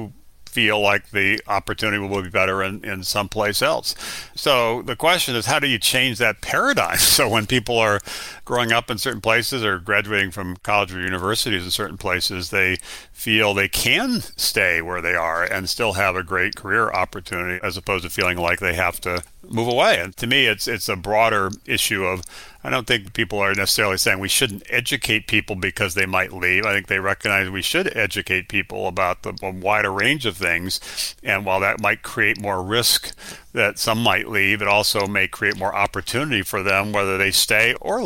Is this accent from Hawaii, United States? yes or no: yes; Hawaii, United States; Growing up in Hawaii was a wonderful experience in many, many respects